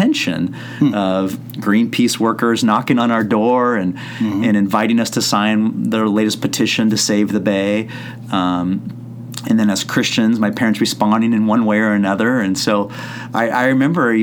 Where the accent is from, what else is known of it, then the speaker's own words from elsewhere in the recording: Santa Cruz, California, United States; I grew up in Santa Cruz, which is on the central coast of here of California